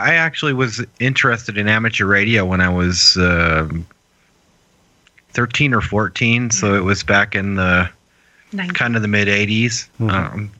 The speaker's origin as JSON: {"language": "English", "region": "New Hampshire", "country": "United States", "tie": "born or raised there", "moved": "yes", "said": "our friend Matt that I grew up with in New Hampshire"}